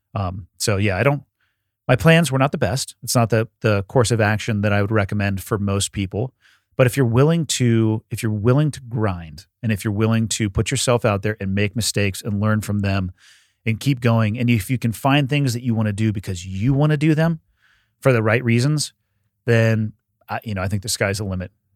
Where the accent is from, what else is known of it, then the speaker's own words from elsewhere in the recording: Santa Cruz, California, United States; moved away; I'm born and raised in Santa Cruz